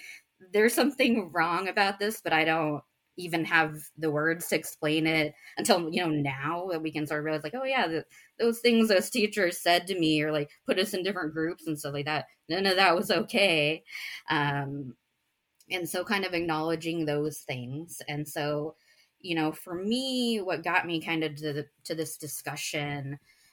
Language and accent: English; United States; I'm Indian American. My parents immigrated from India in the 80s, but I was born here in the States